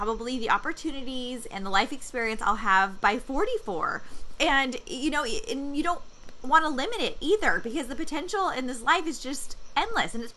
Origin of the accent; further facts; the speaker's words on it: San Diego, California, United States; moved away; I'm from San Diego originally